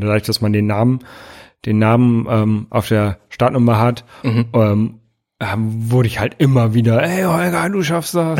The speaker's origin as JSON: {"language": "German", "region": "Hamburg", "country": "Germany", "said": "als Hamburger"}